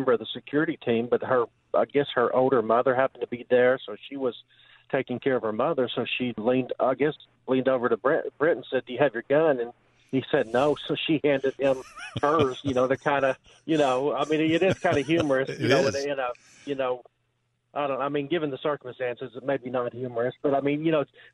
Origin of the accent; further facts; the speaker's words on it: Texas, United States; moved away; I am from Texas, but I don't live in Texas